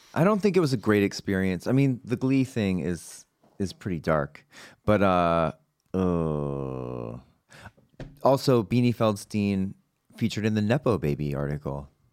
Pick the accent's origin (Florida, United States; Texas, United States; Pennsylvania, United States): Texas, United States; moved away; we're both from Texas